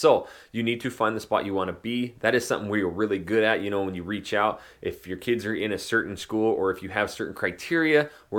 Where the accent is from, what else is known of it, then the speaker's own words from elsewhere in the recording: Idaho, United States; Yes, again, I am from Northern Idaho, small town. It's a logging mining town, which now has blown up.